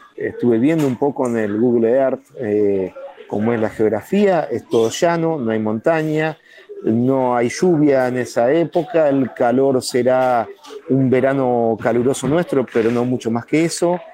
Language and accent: Spanish; Gualeguaychú, Entre Ríos, Argentina; Somos todos de Gualeguaychú